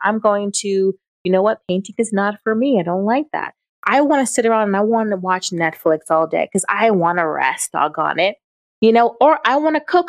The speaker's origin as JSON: {"language": "English", "country": "Jamaica", "said": "I'm Jamaican"}